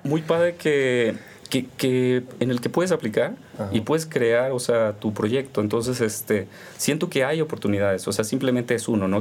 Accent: Veracruz, Mexico; moved away as an adult; also born or lived in Sinaloa; nosotros crecimos en Veracruz por el trabajo de mi papá, no tenemos familia en Veracruz

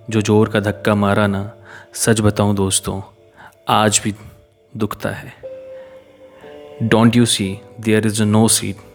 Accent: Neemuch, Madhya Pradesh, India; मैं मध्य प्रदेश के बहुत ही छोटे से ज़िले नीमच का रहने वाला हूँ

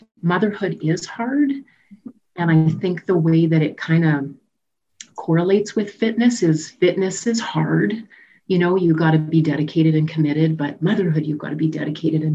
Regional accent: Saskatoon, Saskatchewan, Canada; moved away as an adult; I grew up in Saskatoon.

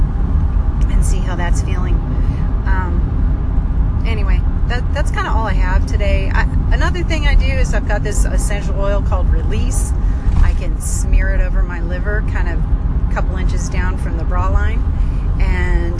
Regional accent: Great Lakes, United States; now in Texas, United States; I grew up in the Great Lakes

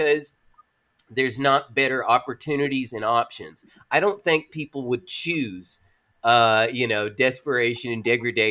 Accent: McMinnville, Tennessee, United States; I was raised in a tiny town. But trust me, rural Appalachia

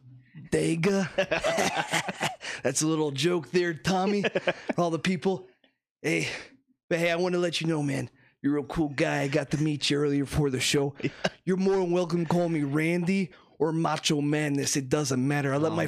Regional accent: Florida, United States; You know, I'm from Florida, okay?

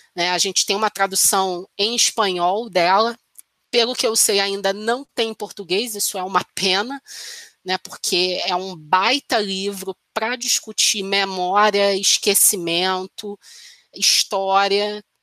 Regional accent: Brazil; eu, pelo menos como brasileira

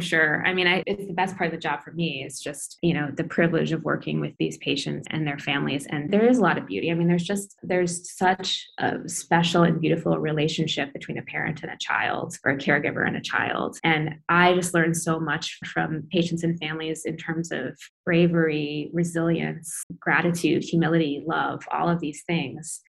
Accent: Iowa City, Iowa, United States; moved away as an adult; also born or lived in Grinnell, Iowa; now in San Francisco, United States; I grew up in Iowa City and then obviously went to Grinnell, but now I'm a, kind of a California transplant

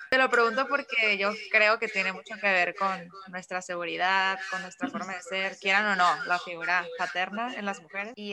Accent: Mexicali, Baja California, Mexico; now in Tijuana, Mexico; yo soy de Mexicali, me vine a Tijuana para

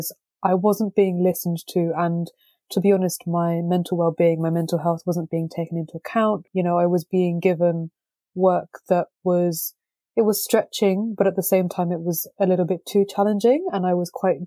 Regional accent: London, United Kingdom; I was born and brought up in London

